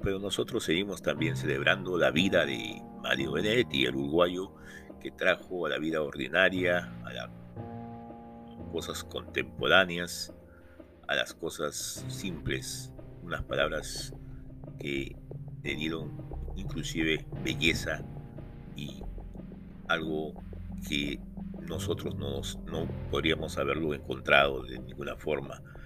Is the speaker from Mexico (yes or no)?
no; Lima, Peru; nací en Lima, pero me eh, crecí, eh, me adapté a la vida RIMAC, justamente en Ciudad y Campo, Manuel Vargas